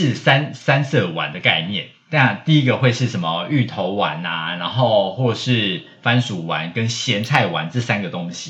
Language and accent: Chinese; Changhua, Changhua County, Taiwan; 因为我是彰化人嘛